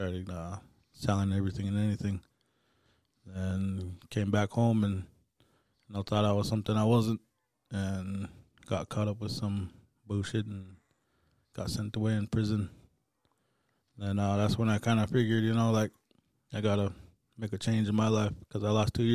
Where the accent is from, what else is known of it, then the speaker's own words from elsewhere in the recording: Ranchester, Wyoming, United States; also born or lived in Wyola, Montana; I grew up in Rochester, Wyoming